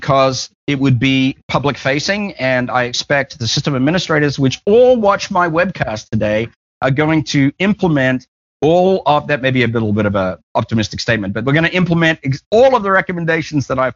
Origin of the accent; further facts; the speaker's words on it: Australia; I'm just Australian